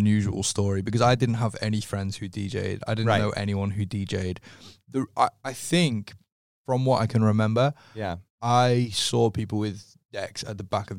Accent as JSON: {"language": "English", "region": "North West England", "country": "United Kingdom", "said": "Okay, so I'm from a town just outside of Liverpool."}